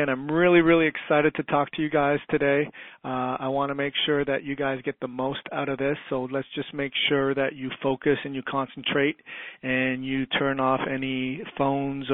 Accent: Toronto, Ontario, Canada; I grew up in Toronto, Ontario, Canada

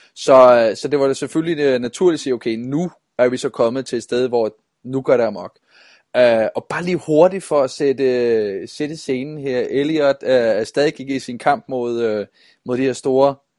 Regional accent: Denmark

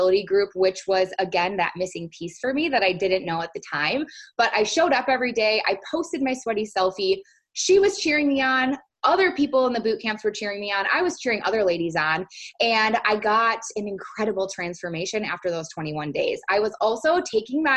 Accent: St. Paul, Minnesota, United States; moved away as an adult; now in Northern California, United States; I was actually born and raised in St. Paul, Minnesota, and 2 years ago moved out to Northern California

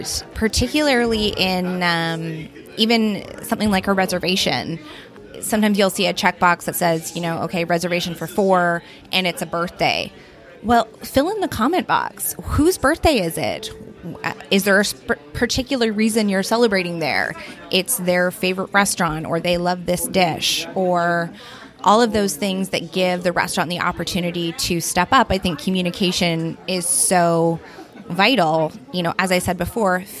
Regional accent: Merville, British Columbia, Canada; I grew up in the Comox Valley, but I actually grew up in Merville

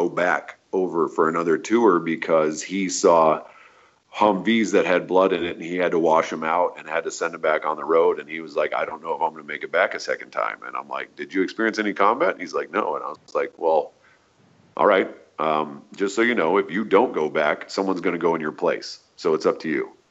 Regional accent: United States; I'm an American

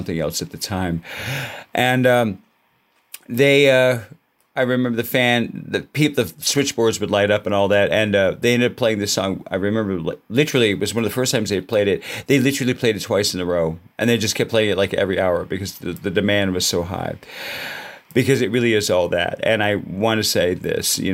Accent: Los Angeles, California, United States; right out of Los Angeles, my hometown

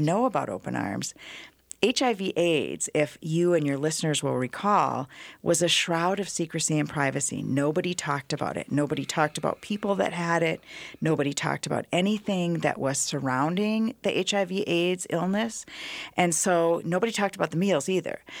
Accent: Iowa, United States; moved away as an adult; now in Twin Cities, United States; I'm from Iowa.

